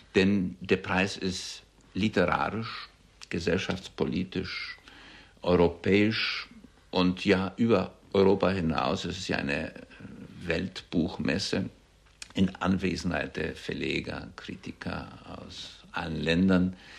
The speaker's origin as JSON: {"language": "German", "town": "Łódź", "region": "Łódź Voivodeship", "country": "Poland", "tie": "born or raised there", "also_born_or_lived": "Weimar", "first_language": "German", "moved": "as an adult", "lives_now": "Germany", "said": "Denn ich bin in Polen geboren, habe zu Hause Deutsch gesprochen mit meinen Eltern und in der Schule Polnisch. So dass ich äh, bilingual erzogen, gewachsen und gebildet wurde"}